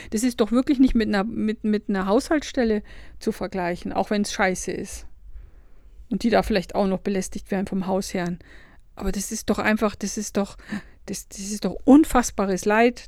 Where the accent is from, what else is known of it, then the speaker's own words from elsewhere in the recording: Lower Bavaria, Germany; ich komme ja aus Niederbayern